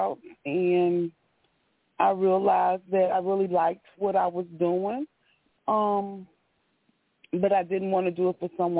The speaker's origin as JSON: {"language": "English", "town": "Chicago", "region": "Illinois", "country": "United States", "moved": "yes", "said": "I am originally from Chicago, moved back before the pandemic"}